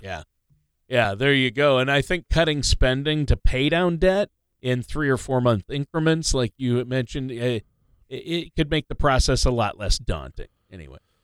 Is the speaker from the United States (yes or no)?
yes; Minnesota, United States; I grew up in Minnesota